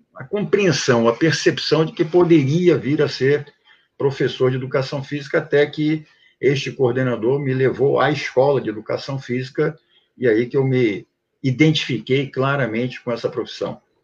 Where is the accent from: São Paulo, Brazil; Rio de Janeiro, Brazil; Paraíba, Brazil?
Rio de Janeiro, Brazil; also born or lived in Prague, Czech Republic; Nasci em Praga e vim para cá com três anos de idade. Meus pais eh, fugiram lá do comunismo e de lá para cá sempre vivi, morei no Rio de Janeiro